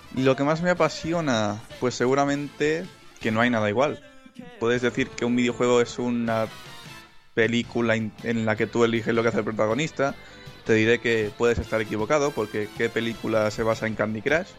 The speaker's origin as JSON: {"language": "Spanish", "region": "Catalonia", "country": "Spain", "said": "soy catalán."}